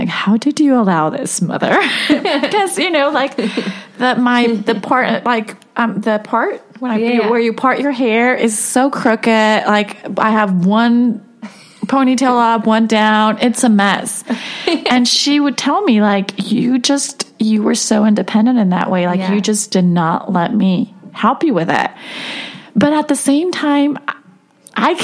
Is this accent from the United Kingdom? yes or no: no; Mexico; moved away; I grew up in Mexico, and the culture in schools, it's changed now, but back then, it really wasn't as it is here